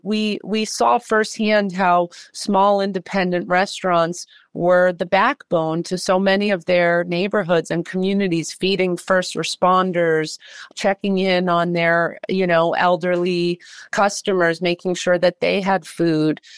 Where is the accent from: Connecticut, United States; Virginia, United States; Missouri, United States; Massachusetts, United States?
Massachusetts, United States; Worcester; moved away; also born or lived in New York City; I am from Worcester, Massachusetts.